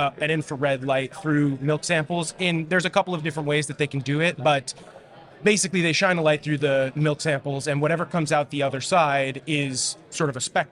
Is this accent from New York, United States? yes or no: yes; New York City, New York, United States; I grew up in New York City